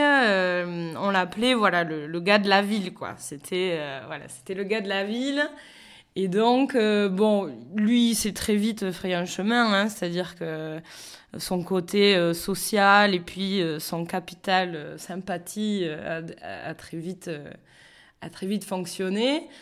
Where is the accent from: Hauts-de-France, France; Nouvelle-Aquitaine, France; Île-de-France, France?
Nouvelle-Aquitaine, France; Béarn, small village near Pau; moved away as an adult; also born or lived in Australia / Toulouse; enfance béarnaise, euh, puisque voilà, moi j'ai grandi euh, dans, dans, dans, un petit village pas loin de Pau